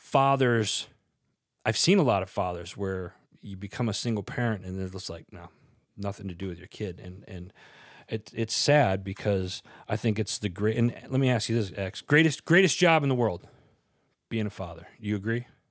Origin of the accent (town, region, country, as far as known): Wisconsin, United States; born or raised there